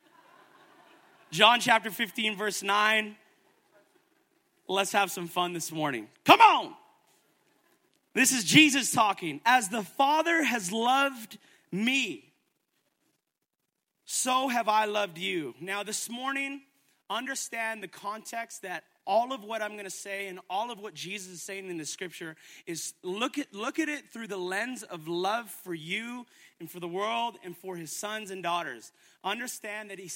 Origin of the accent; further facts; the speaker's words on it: Edmonton, Alberta, Canada; now in Calgary, Canada; I'm not from here, I'm from Edmonton